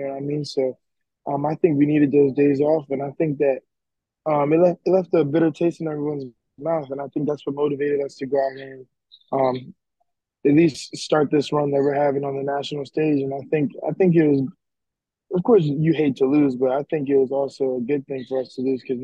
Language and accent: English; United States; moved away as an adult; also born or lived in Johnstown, Pennsylvania; now in Florida, United States; I'm from up north, so I'm kind of used to it, but living in Florida for what, 7 to 8 months.